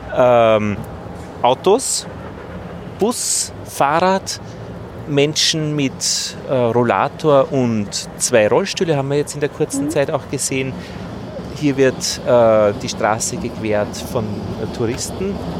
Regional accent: Innviertel, Upper Austria, Austria; Ich bin ja aus Oberösterreich, aus dem Innviertel

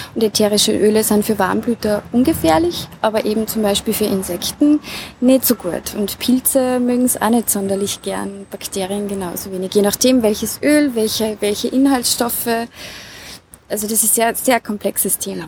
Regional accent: Rammingstein, Salzburg, Austria; Ich bin geboren und aufgewachsen im Lungau, genauer gesagt in der Gemeinde Rammingstein, auf einem Bergbauernhof

